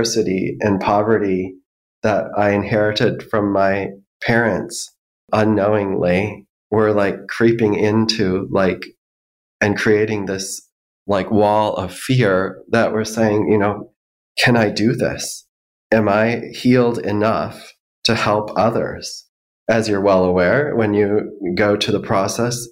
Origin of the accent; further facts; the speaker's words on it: Minneapolis, Minnesota, United States; I grew up in the Twin Cities